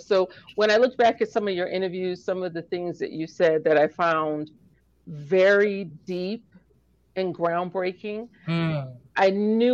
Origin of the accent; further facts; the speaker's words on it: New York City, New York, United States; growing up in New York City